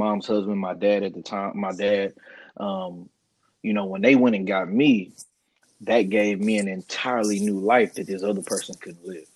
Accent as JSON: {"language": "English", "country": "United States", "tie": "born or raised there", "also_born_or_lived": "Guyana", "said": "I was adopted by an American, African-American family here in the States"}